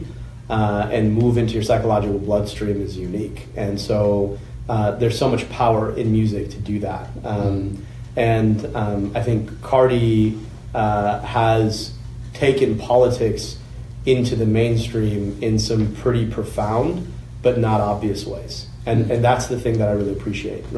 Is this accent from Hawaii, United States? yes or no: no; Oakland County, Michigan, United States; I grew up in Oakland County